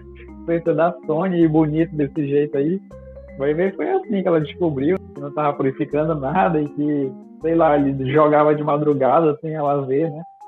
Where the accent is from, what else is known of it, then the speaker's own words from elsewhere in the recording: Brazil; como brasileiro nato